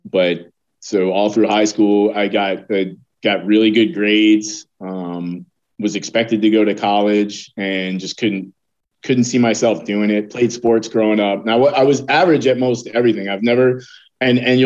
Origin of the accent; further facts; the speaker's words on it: Connecticut, United States; now in Virginia, United States; I was born up north. I was born in Connecticut